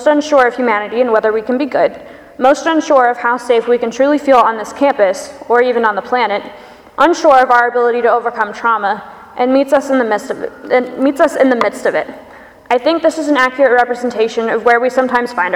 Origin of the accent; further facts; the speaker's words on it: Pensacola, Florida, United States; moved away; my choir from back home where I grew up in Pensacola, Florida